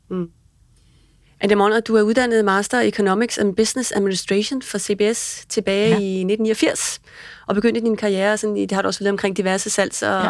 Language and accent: Danish; Denmark; som dansker